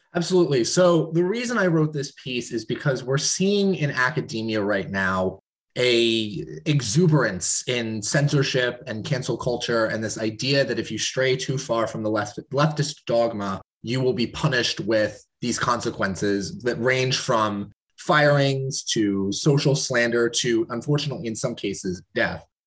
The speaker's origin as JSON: {"language": "English", "town": "Portland", "region": "Oregon", "country": "United States", "tie": "born or raised there", "said": "my, my home state, my home city of Portland, Oregon"}